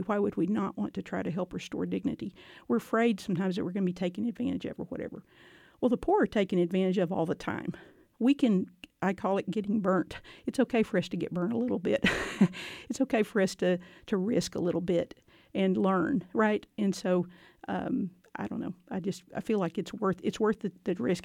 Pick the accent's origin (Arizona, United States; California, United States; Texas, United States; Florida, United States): Texas, United States; Gatesville; moved away as an adult; also born or lived in Northern Virginia; now in Waco, United States; I grew up in Gatesville, Texas